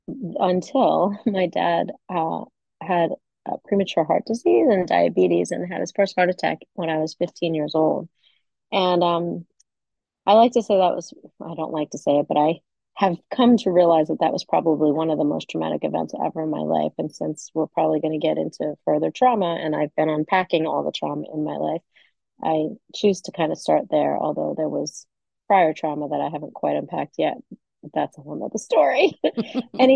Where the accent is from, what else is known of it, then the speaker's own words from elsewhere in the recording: Valley Stream, New York, United States; moved away; I grew up in Valley Stream, which is on Long Island, right outside of New York City